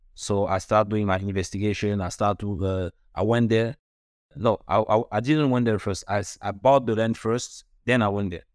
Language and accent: English; Douala, Littoral, Cameroon; moved away; also born or lived in Paris / Canada; I was born in, in Cameroon, Douala, in Africa